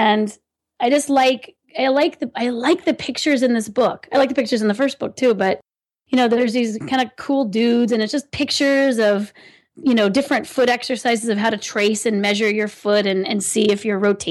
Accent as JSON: {"language": "English", "region": "California", "country": "United States", "said": "I'm from California"}